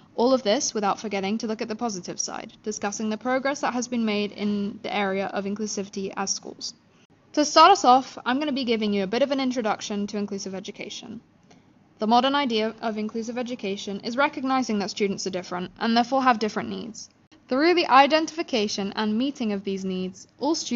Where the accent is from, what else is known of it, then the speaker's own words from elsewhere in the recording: London, United Kingdom; I went to school in London for 13 years